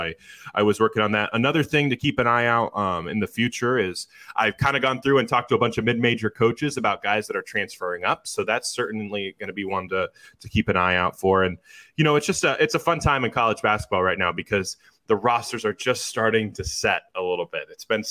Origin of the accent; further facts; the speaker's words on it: Midwest, United States; I'm from the Midwest. I will go back to Midwest. People are just nice, right? Like, the Midwest nice.